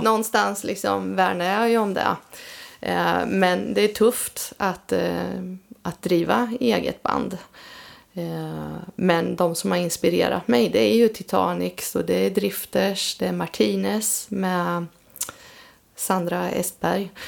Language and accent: Swedish; between Vadstena and Motala, Östergötland, Sweden; now in Linköping, Sweden; växte upp då mellan Vadstena och Motala